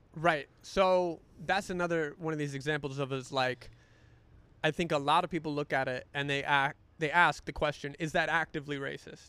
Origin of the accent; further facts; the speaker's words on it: North Carolina, United States; moved away; North Carolina, my home state